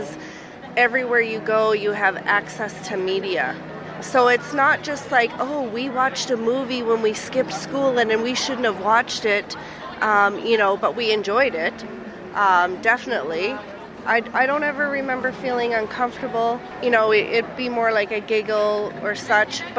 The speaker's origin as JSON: {"language": "English", "region": "Newfoundland and Labrador", "country": "Canada", "lives_now": "United Kingdom", "said": "I'm from Newfoundland, Canada, but I live"}